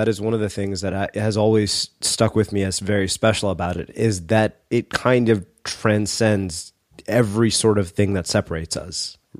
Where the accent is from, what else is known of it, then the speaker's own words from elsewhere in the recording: United States; grown up as an Indian American